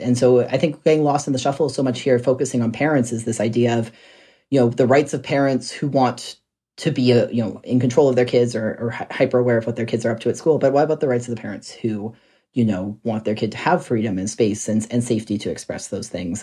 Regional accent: Red Deer, Alberta, Canada; my hometown in Red Deer

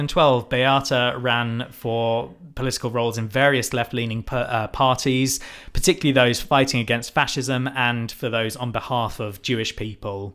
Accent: United Kingdom; We are white British people.

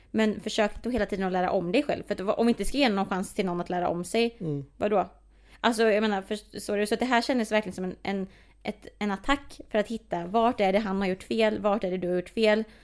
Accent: Sweden; speciellt här i Sverige, vi alla le har levt i en rasistisk kontext

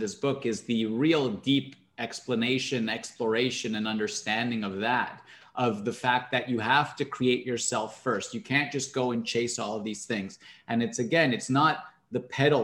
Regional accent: Canada; I'm Canadian.

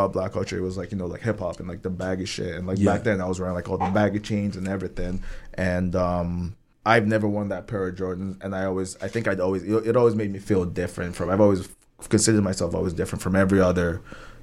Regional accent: Nigeria; moved away; I grew up in Nigeria.

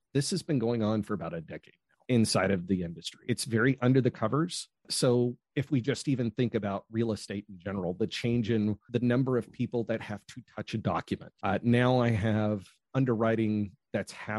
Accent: United States; now in Australia; Originally from the United States

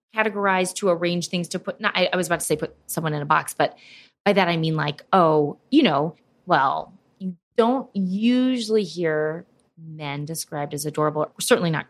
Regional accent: St. Louis, Missouri, United States; now in New York, United States; I grew up in St. Louis

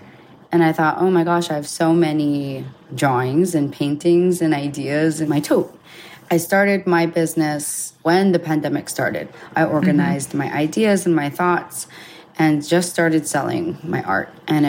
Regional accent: Hawaii, United States; A part of my life, I grew up in Hawaii, where it's a very vegan state.

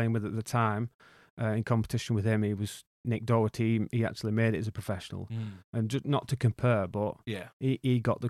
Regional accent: Wigan, North West England, United Kingdom; Well, I grew up in Wigan, working class background.

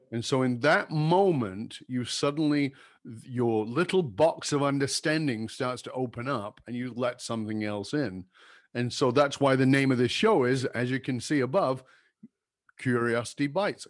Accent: Durban, KwaZulu-Natal, South Africa; moved away; I grew up in Durban

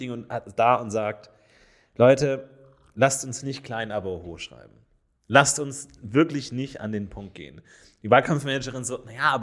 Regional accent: Ebersberg, Bavaria, Germany; Ja, Ebers, ich komme aus Ebersberg.

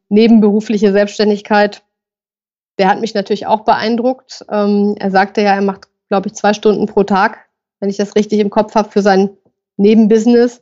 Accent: Düsseldorf, North Rhine-Westphalia, Germany; Ich komme auch aus Düsseldorf.

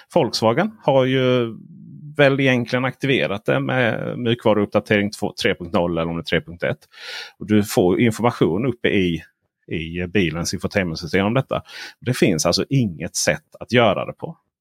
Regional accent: Blekinge, Sweden; Jag är uppvuxen på, i Blekinges skogar.

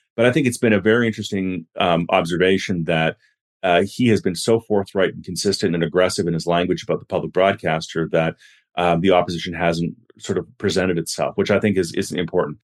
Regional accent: Vancouver, British Columbia, Canada; the twenty ten Olympics in my hometown

